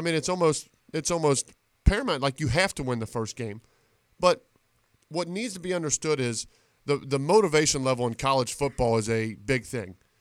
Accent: Reading, Ohio, United States; I'm from Reading High School

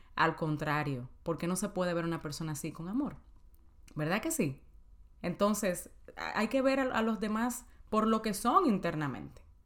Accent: Dominican Republic; en mi país, en Santo Domingo

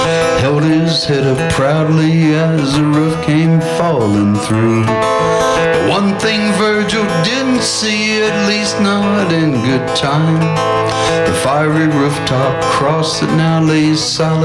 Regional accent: the South, United States; I was extremely fortunate that I grew up in the South in a very racist part of the country

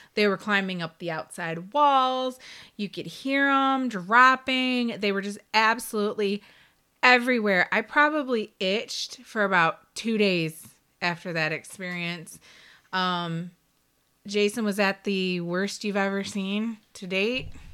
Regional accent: Detroit, Michigan, United States; my background is that I grew up in Detroit in a, um, little neighborhood on the west side, and I lived there until I was a teenager, then we moved out to the suburbs.

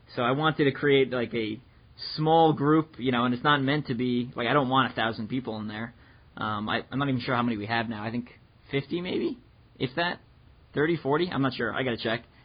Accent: New York, United States; moved away as an adult; also born or lived in Midwest; I'm from New York

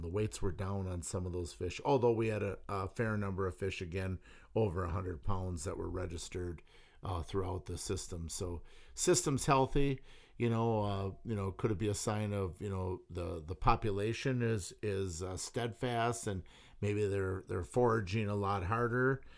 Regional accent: St. Peter, Wisconsin, United States; I grew up in Saint Peter

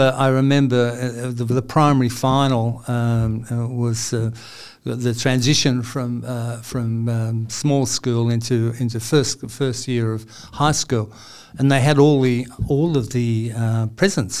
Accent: Sydney, New South Wales, Australia; also born or lived in Newcastle / Nelson Bay / Revesby / Panania; I did grow up in Sydney. I was born in Paddington

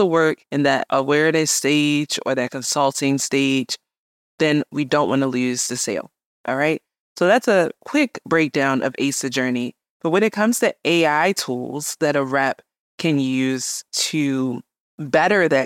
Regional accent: Baltimore, Maryland, United States; also born or lived in New York City; came back to my hometown of Baltimore

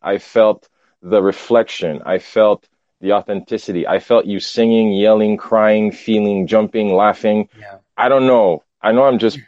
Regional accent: Haiti; now in Montreal, Canada; growing up in Haiti

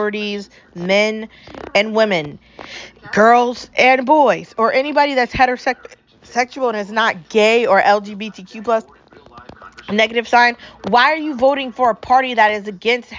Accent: United States; I'm American

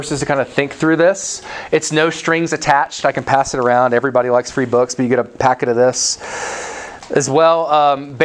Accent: the South, United States; I'm from the South

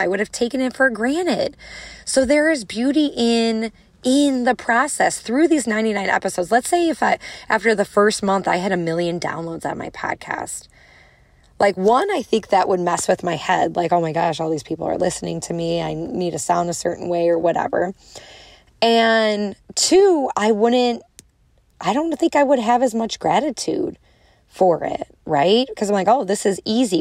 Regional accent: Chicago, Illinois, United States; I'm from Chicago, I have a strong accent

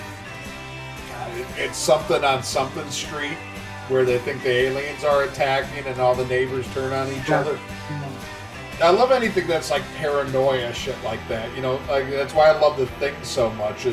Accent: Chicago, Illinois, United States; where I grew up in Chicago

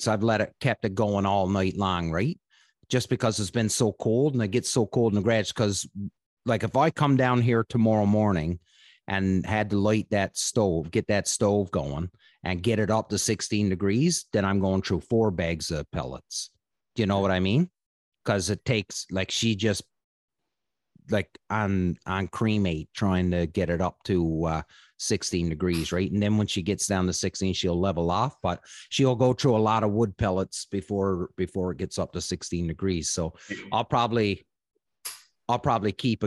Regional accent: Newfoundland and Labrador, Canada; moved away; growing up in Newfoundland, when I worked in the woods

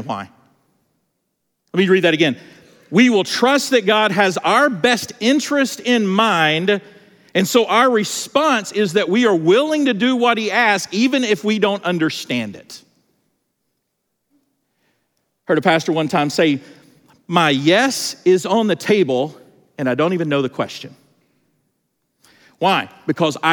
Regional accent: Georgia, United States; I'm from Georgia

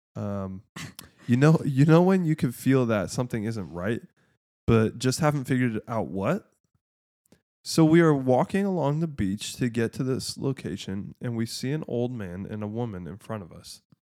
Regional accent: Michigan, United States; we're from Michigan

